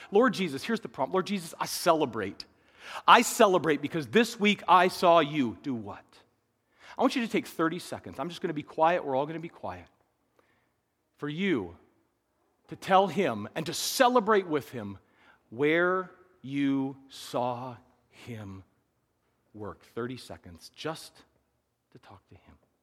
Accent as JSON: {"language": "English", "region": "Midwest", "country": "United States", "tie": "born or raised there", "said": "we were raised in the Midwest"}